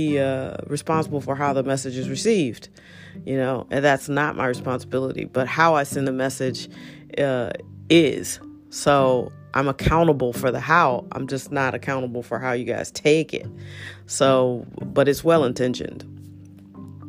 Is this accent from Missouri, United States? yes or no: yes; St. Louis, Missouri, United States; moved away as an adult; also born or lived in Washington, D.C.; growing up in St. Louis and being Black